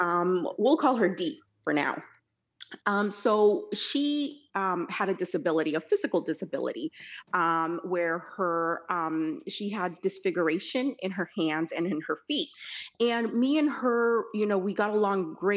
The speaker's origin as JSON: {"language": "English", "region": "California", "country": "United States", "tie": "born or raised there", "also_born_or_lived": "El Salvador", "said": "she, her, and I grew up in California."}